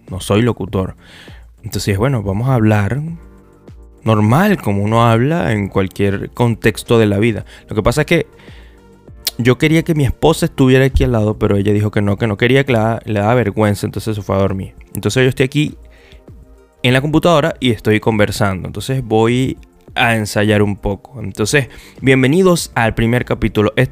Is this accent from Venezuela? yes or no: yes; Venezuela; moved away; yo me venía de Venezuela, yo me vine de Venezuela en el año 2000 en el 2016 eh, yo comencé este proyecto